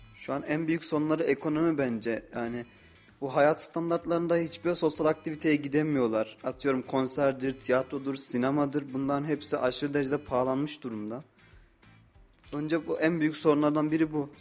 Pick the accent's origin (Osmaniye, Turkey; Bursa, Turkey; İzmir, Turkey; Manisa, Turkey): Osmaniye, Turkey; moved away as an adult; now in Kayseri, Turkey; 22 yaşındayım, Osmaniyeliyim.